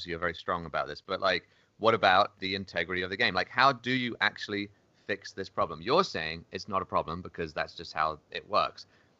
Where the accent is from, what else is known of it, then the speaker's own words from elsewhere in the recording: Cambridge, East of England, United Kingdom; accent: Cambridge English; also born or lived in Singapore / Greece / London; now in New York, United States; years in Singapore, 6 years in Greece, and then back to Cambridge in England, which is probably what my accent mostly is, and then London, and then obviously I've been in New York for about 12 years now.